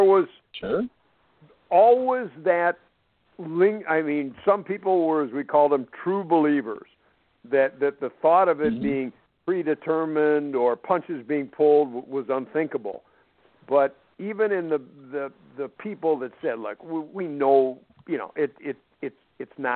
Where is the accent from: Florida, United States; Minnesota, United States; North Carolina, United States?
Minnesota, United States; being a Minnesotan